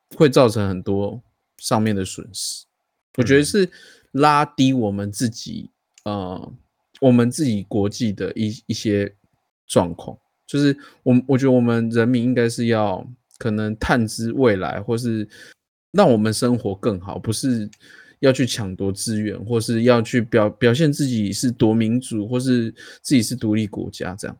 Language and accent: Chinese; Taiwan; 我们台湾